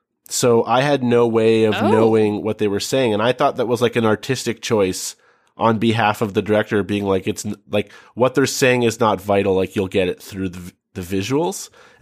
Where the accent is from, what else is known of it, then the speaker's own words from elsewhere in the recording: Brampton, Ontario, Canada; my hometown in Brampton.